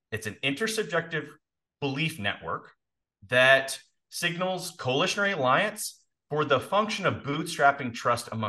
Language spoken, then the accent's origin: English; Indiana, United States; also born or lived in Canada; we moved from Canada to Indiana